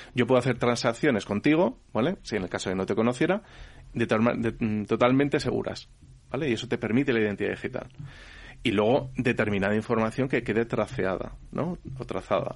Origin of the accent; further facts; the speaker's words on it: Spain; esto es en España, que somos un país europeo que somos, se supone que bastante avanzados